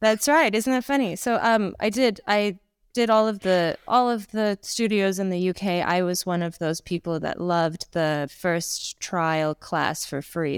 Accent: Toronto, Ontario, Canada; accent: Canadian; moved away as an adult; also born or lived in Ukraine / United Kingdom; now in Bangkok, Thailand; I was, uh, born in Ukraine. I grew up in Canada, in Toronto, and I spent my adult life in the U K

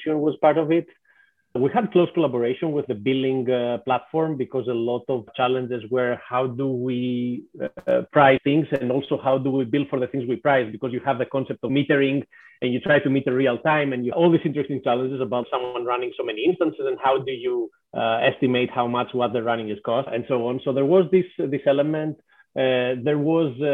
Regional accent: Greece; moved away as an adult; also born or lived in Athens; now in Seattle, United States; I'm originally from Greece, so definitely Greece is home

